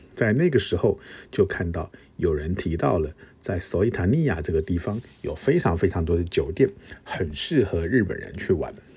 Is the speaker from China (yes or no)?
no; Taiwan; 我们，呃，东方人甚至亚洲人甚至是台湾人